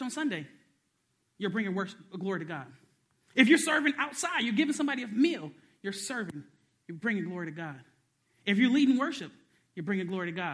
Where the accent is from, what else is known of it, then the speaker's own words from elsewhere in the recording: Detroit, Michigan, United States; I was born in Detroit